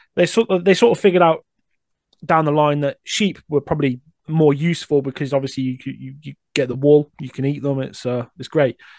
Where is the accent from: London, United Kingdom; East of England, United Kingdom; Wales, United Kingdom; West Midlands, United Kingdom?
West Midlands, United Kingdom; Coventry; I'm born and raised in Coventry, but the suburbs.